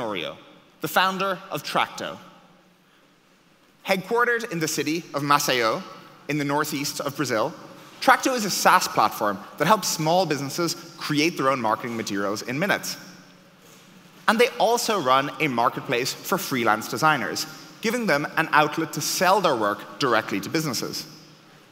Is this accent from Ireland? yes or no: yes; Ireland; I was born in Ireland